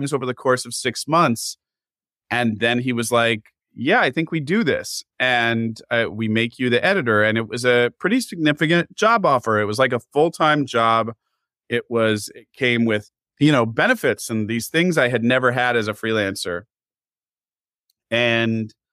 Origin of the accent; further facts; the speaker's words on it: Pacific Northwest, United States; we're both from the Pacific Northwest